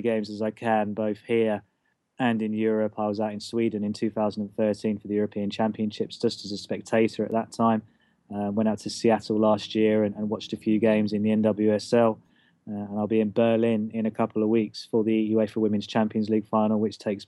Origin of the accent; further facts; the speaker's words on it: Watford, East of England, United Kingdom; I used to work as a local journalist in my hometown of Watford